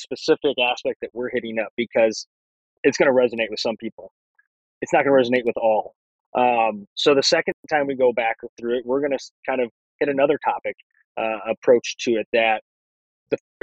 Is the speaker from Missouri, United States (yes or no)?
yes; St. Louis, Missouri, United States; we're from St. Louis area